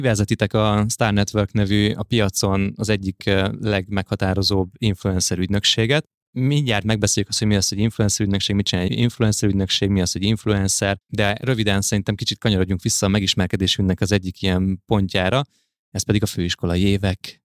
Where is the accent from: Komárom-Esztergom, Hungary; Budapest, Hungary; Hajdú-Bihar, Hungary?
Budapest, Hungary